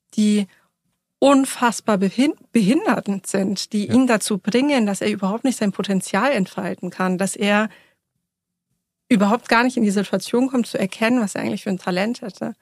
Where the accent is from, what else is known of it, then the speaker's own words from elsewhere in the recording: Munich, Bavaria, Germany; Ich bin in München geboren und aufgewachsen, im Münchner Westend